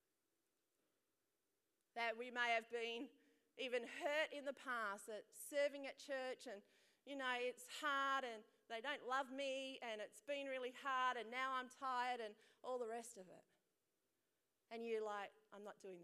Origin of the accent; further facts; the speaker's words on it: Perth, Western Australia, Australia; I was born here in Perth, some of the siblings in India